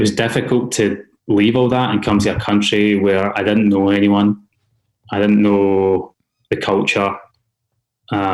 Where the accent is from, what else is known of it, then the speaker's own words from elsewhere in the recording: Glasgow, Scotland, United Kingdom; accent: Scottish; moved away as an adult; now in Australia; growing up in Glasgow